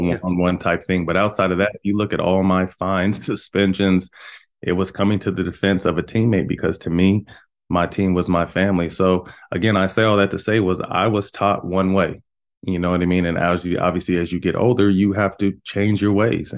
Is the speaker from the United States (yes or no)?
yes; Sacramento, California, United States; born or raised there; also born or lived in Bay Area, California